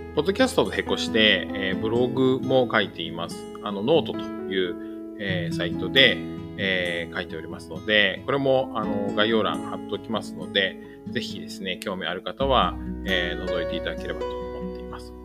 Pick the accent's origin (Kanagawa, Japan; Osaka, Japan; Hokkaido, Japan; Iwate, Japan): Kanagawa, Japan; moved away as an adult; also born or lived in Kanto; now in Fukuoka, Japan; 現在は、えー、福岡県福岡市に住んでいますが、出身は神奈川県です